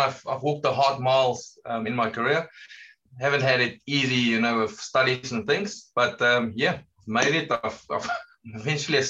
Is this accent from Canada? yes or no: no; South Africa; from South Africa, you can hear from my accent